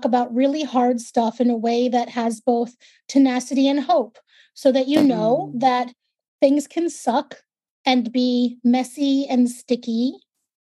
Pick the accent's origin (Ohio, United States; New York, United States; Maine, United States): New York, United States; New York City; accent: New York; I'm a born and raised native New Yorker, New York, Brooklyn